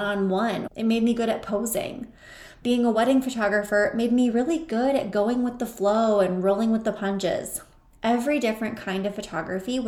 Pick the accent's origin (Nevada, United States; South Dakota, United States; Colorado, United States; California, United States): South Dakota, United States; Mitchell; my hometown of Mitchell, South Dakota